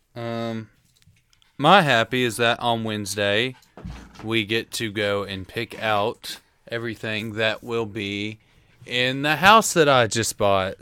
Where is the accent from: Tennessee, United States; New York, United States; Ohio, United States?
Tennessee, United States; Tullahoma; I'm from Tullahoma, Tennessee. I went to high school there.